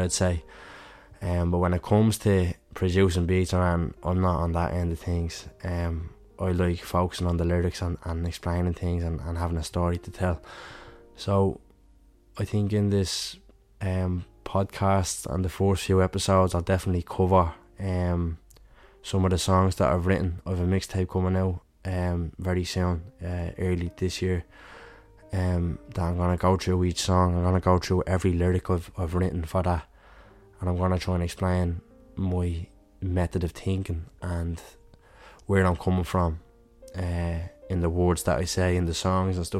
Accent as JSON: {"language": "English", "town": "Dublin", "region": "Leinster", "country": "Ireland", "said": "I'm from Dublin myself"}